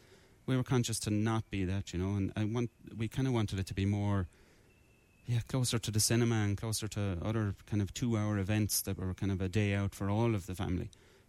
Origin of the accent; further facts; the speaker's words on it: Limerick, Munster, Ireland; I wanted to do that in my hometown and have these people find a different reason to come back to a city centre that I used to go to as a young fella.